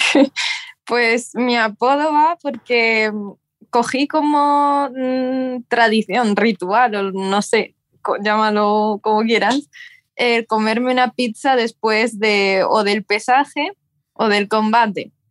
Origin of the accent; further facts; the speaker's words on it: near Talavera de la Reina, Castilla-La Mancha, Spain; now in Seville, Spain; empecé allí eh, cerca de mi pueblo, en Talavera de la Reina, y quién me iba a decir que me iba a mudar a Sevilla